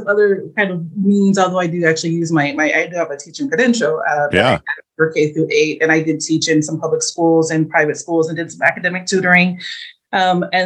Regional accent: St. Louis, Missouri, United States; I'm from St. Louis

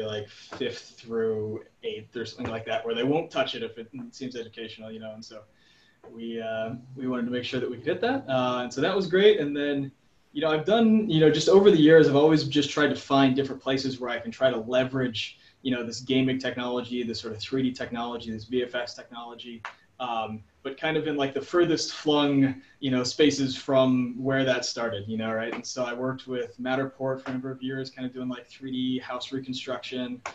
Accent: Hawaii, United States; I was born and raised in Hawaii and grew up out there

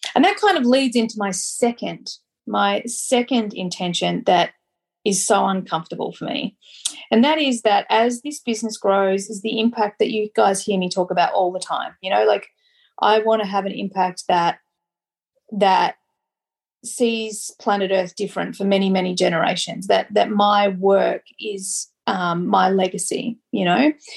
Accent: Australia; I'm Australian

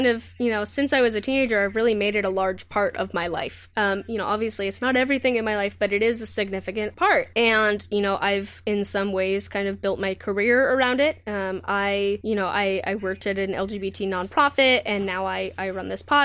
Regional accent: Southern California, United States; also born or lived in Santa Cruz; the town that I grew up in Southern California is still actually relatively conservative

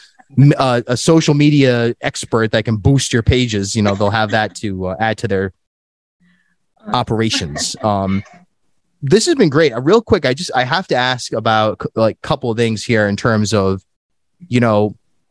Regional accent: South County, Rhode Island, United States; also born or lived in Newport; now in Providence, United States; I grew up in South County

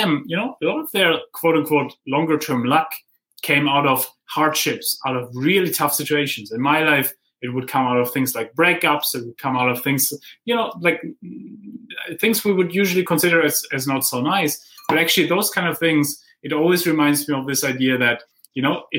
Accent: Heidelberg, Baden-Württemberg, Germany; I grew up in Heidelberg, where Goethe and Schiller wrote their poems on the philosopher's way

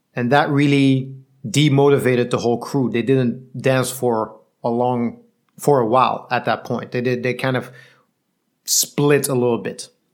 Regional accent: Belgium; I'm from Belgium.

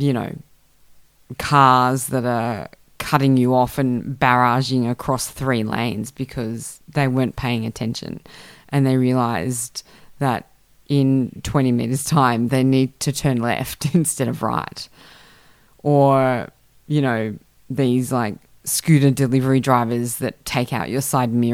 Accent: Canberra, Australian Capital Territory, Australia; now in Sydney, Australia; I grew up in Canberra, which is a nice, neat little city

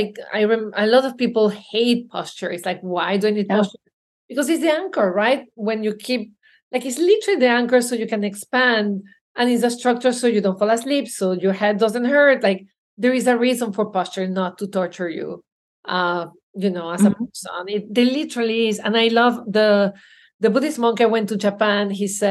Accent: Belgium; You know, I'm from Belgium.

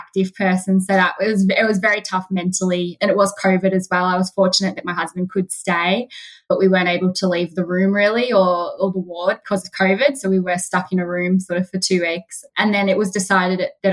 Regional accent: Macedon Ranges, Victoria, Australia; we're from Macedon Ranges

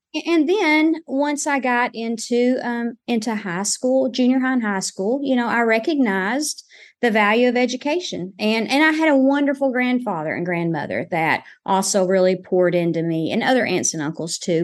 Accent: Lake City, Arkansas, United States; growing up in Lake City, I was required to have an S

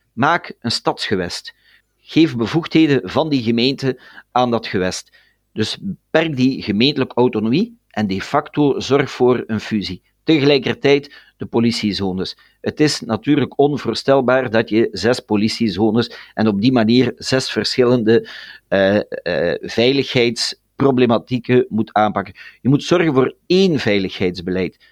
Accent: Ganshoren, Brussels, Belgium; wij als Vlamingen in Brussel

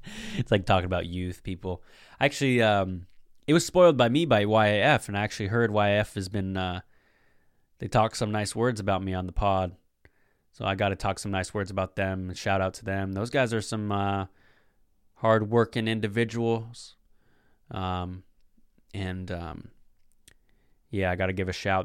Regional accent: Puget Sound, Washington, United States; I'm from the Puget Sound.

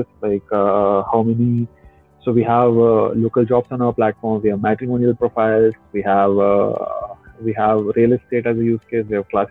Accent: Kodad, Telangana, India; moved away; when I was a kid, right, I come from a small town called Kodar.

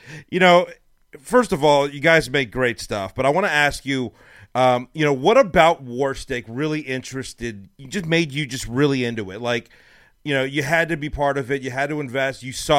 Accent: Los Angeles, California, United States; now in Texas, United States; my 11-year-old, who's playing select ball here now in Texas, we're from Los Angeles, and we moved here not long ago

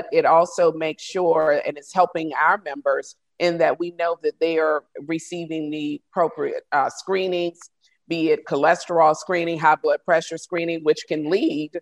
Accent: a small rural town in Georgia, United States; I'm from a small rural town in Georgia.

